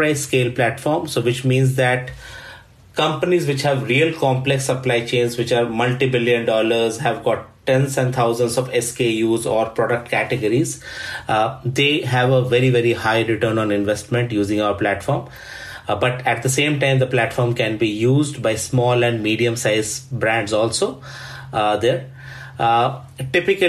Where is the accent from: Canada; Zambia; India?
India; moved away as an adult; also born or lived in Sweden; now in Stockholm, Sweden; I'm originally from India, but have been living in Sweden for the last 14 years